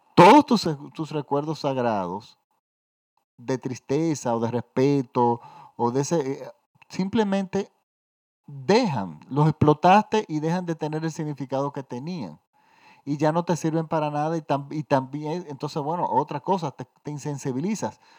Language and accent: Spanish; Dominican Republic; en mi país